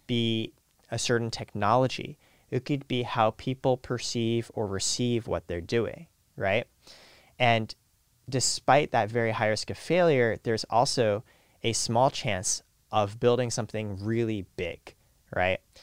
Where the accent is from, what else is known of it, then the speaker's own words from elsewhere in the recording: Canada; moved away; also born or lived in Silicon Valley; I was born in Canada next to a nuclear power plant